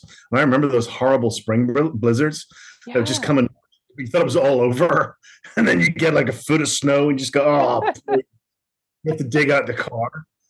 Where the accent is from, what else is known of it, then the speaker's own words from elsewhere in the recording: Ireland; also born or lived in Australia; now in United States; I grew up in Ireland. You get maybe 1 or 2 days of snow a year, and Denver you get about 40 or 50.